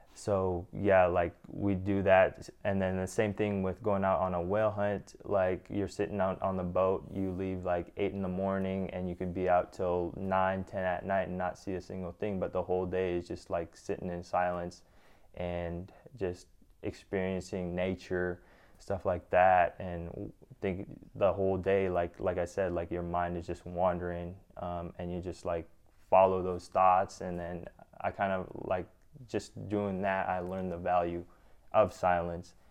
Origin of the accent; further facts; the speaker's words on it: Gambell, Alaska, United States; moved away; growing up in Gamble, it's so different